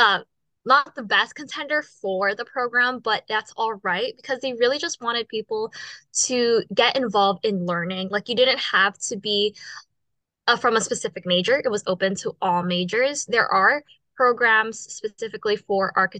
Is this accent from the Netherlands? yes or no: no; Guam; moved away; I'm originally from Guam.